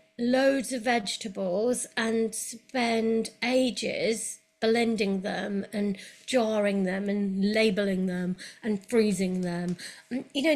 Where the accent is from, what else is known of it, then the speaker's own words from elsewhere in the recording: London, United Kingdom; moved away as an adult; now in Cirencester, United Kingdom; I'm a Londoner